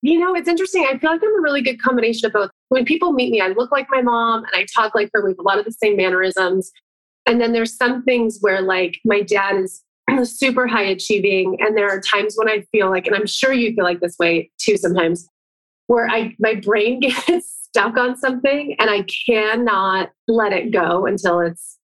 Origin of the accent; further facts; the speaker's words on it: Phoenix, Arizona, United States; moved away as an adult; now in San Diego, United States; I'm originally from Phoenix, Arizona. I'm here now at my parents' house and grew up here